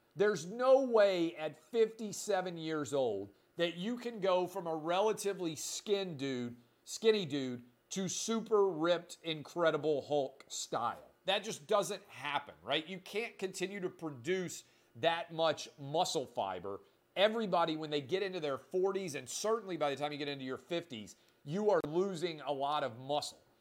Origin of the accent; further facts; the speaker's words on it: Nashville, Tennessee, United States; also born or lived in Washington, D.C.; my hometown of Nashville